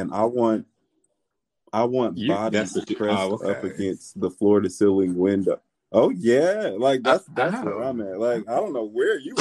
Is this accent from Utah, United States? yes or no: no; Indianapolis, Indiana, United States; now in Los Angeles, United States; I'm a transplant in Los Angeles, but I'm definitely from the Midwest, Indianapolis